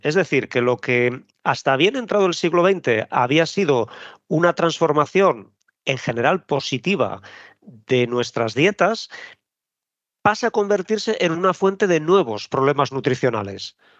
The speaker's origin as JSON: {"language": "Spanish", "country": "Spain"}